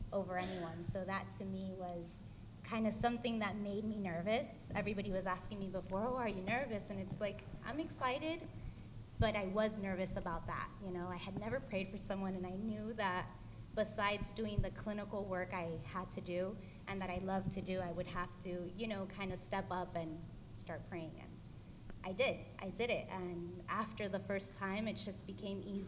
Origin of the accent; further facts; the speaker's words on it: Bolivia; moved away; I'm from Bolivia